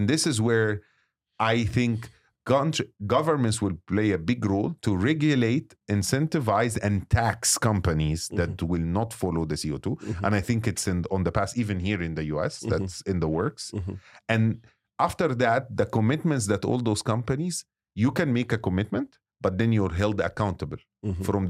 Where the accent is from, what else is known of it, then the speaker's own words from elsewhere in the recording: Egypt; And as Egyptian, you know, I was very proud that my home country is hosting it.